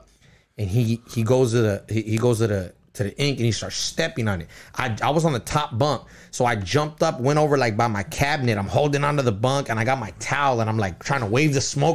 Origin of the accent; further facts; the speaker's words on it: Ontario, California, United States; also born or lived in Montebello, California; I grew up in Ontario.